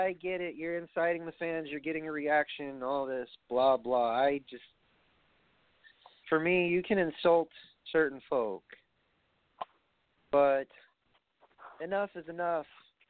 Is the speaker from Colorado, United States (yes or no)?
no; New York, United States; I'm from New York